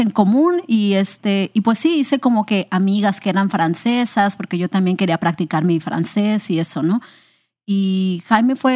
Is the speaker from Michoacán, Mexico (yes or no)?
no; Colima, Mexico; also born or lived in Manzanillo / Puerto Vallarta / Guerrero; Bueno, yo soy del estado de Colima, en México. Yo nací en Manzanillo y toda mi vida, pues como que en mi infancia nos estuvimos mudando mucho por el trabajo de mi papá.